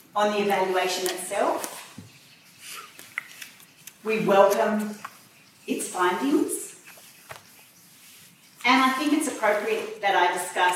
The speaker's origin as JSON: {"language": "English", "country": "Australia", "said": "as an Australian, as the IDA chair as well"}